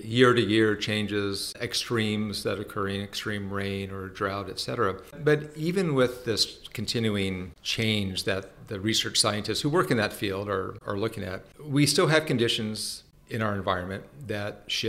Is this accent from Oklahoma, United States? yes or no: no; Los Angeles, California, United States; moved away as an adult; also born or lived in San Francisco area; now in San Francisco, United States; I'm from California, born and raised in Southern California, Los Angeles area, but have been living in the San Francisco area for the past 30 plus years.